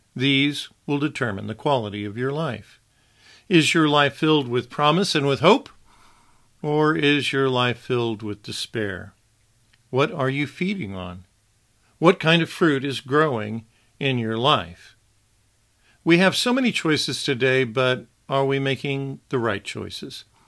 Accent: Wichita, Kansas, United States; My first memory of television as a young boy, black and white television, that is, consisted of three channels in my hometown of Wichita

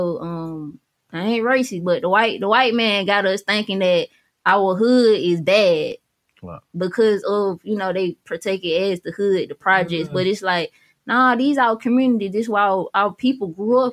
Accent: Georgia, United States; moved away; I'm really from Georgia. My mom from Florida. My dad from here

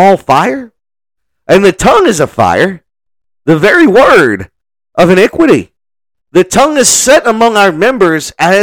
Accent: New Orleans, Louisiana, United States; now in Kilgore, United States; I'm from New Orleans

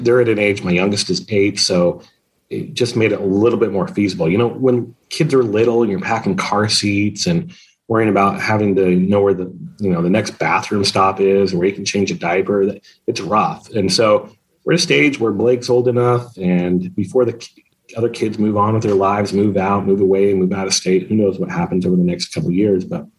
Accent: Utah, United States; both my wife and I have grown up and born and raised in Utah.

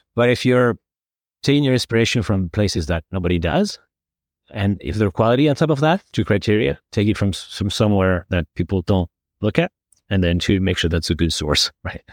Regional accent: Community of Madrid, Spain; I was growing up, growing up in Madrid

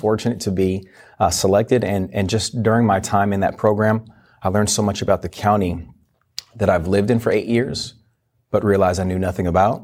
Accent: Washington, United States; moved away as an adult; also born or lived in Virginia; originally from Washington State.

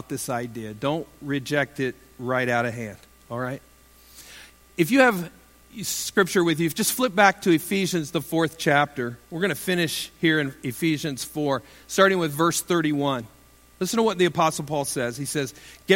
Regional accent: Iowa, United States; moved away as an adult; I was from Iowa.

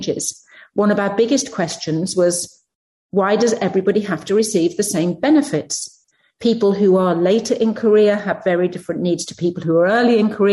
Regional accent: United Kingdom; moved away as an adult; now in United States; I come from the UK, as you can probably tell by my accent, and I work in the US now

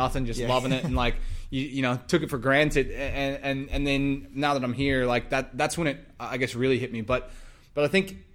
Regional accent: United States; moved away as an adult; also born or lived in Texas; now in Australia; I'm from the States

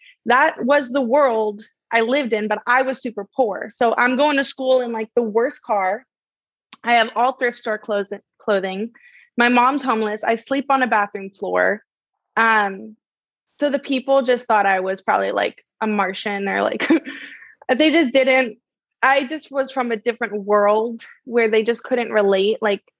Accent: Laguna, California, United States; also born or lived in Santa Ana; But yeah, I grew up in Laguna for the next season of my life. And that was really interesting because I came from like Santa Ana.

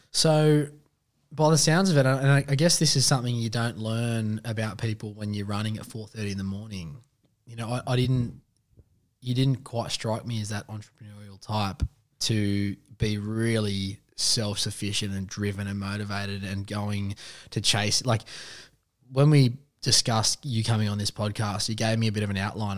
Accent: Western Sydney, New South Wales, Australia; I'm a Westie man. I'm from Reedsby

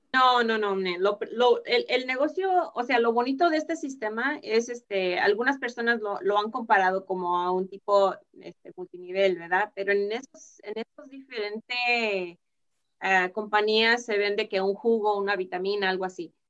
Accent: Mexico; somos, somos mexicanos

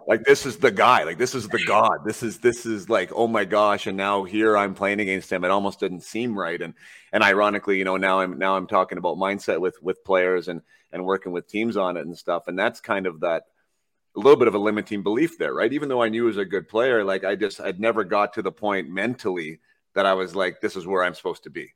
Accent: Vernon, British Columbia, Canada; I'm from Vernon, British Columbia.

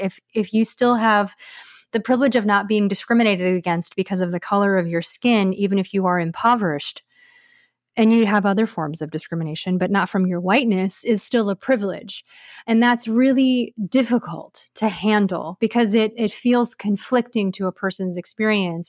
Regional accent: United States; I'm Asian American

